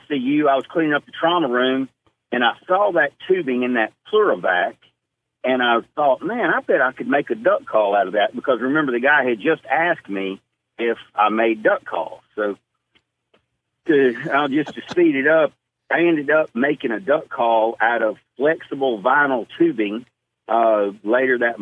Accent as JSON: {"language": "English", "town": "Jackson", "region": "Mississippi", "country": "United States", "tie": "born or raised there", "lives_now": "Starkville, United States", "said": "Born in Jackson, Mississippi."}